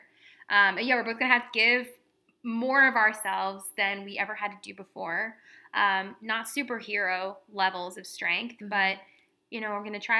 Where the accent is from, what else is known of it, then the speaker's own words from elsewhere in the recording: Midwest, United States; Because I'm from the Midwest where we repress everything.